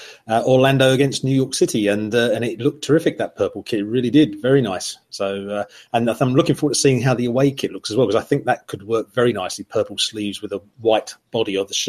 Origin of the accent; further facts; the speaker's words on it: United Kingdom; we're British